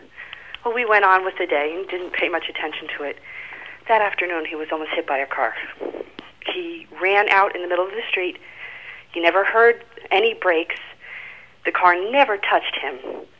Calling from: New Jersey, United States; New Jersey.

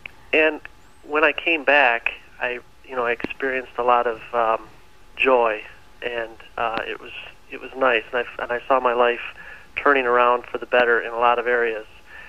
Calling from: Michigan, United States; I'm calling from Michigan.

